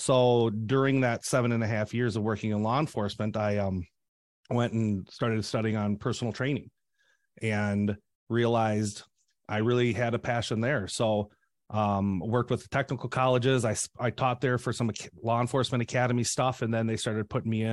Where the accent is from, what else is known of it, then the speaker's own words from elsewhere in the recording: Shell Lake, Wisconsin, United States; I had relocated to Shell Lake, where my hometown is